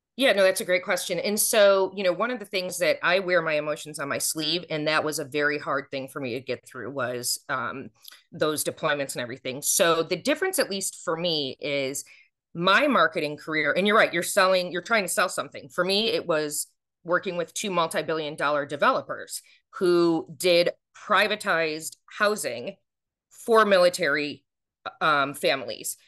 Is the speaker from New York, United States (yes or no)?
yes; Buffalo, New York, United States; moved away as an adult; also born or lived in Watertown, New York; now in Atlanta, United States; I'm from Buffalo